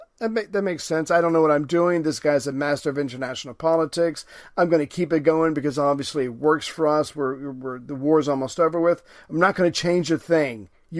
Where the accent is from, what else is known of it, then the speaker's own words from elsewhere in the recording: United Kingdom; I'm British.